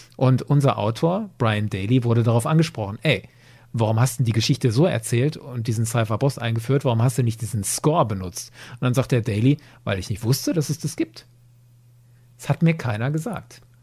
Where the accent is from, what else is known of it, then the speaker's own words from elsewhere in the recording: Germany; bei uns in Deutschland